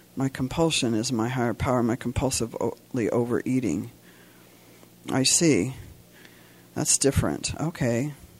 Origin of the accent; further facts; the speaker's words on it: Santa Cruz, California, United States; I'm from Santa Cruz, California